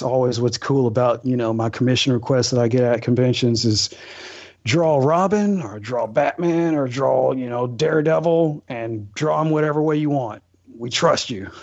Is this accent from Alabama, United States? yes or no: yes; Alabama, United States; I'm from a small town. Like I said, my dad is in the military, but time off, I grew up here in Alabama, and my town is like population 2000, population 1800.